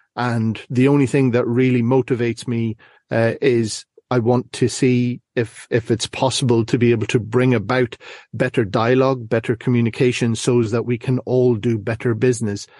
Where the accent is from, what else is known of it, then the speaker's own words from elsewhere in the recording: Ireland; now in Northern Ireland, United Kingdom; currently find myself in Northern Ireland, but I'm originally from the Republic.